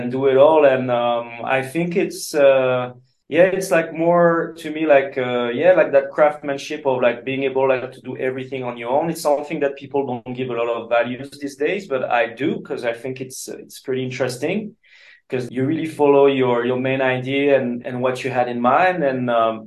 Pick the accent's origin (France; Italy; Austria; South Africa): France; English is a second language